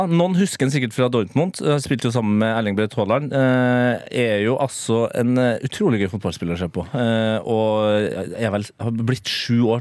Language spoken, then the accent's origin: Norwegian; United States; now in Norway; Jeg er jo amerikaner.